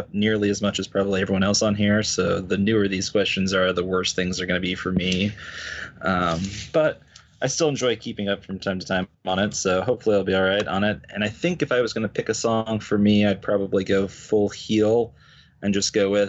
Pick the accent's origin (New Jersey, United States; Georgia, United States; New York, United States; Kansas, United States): Kansas, United States; Wichita; I'm from Wichita, Kansas.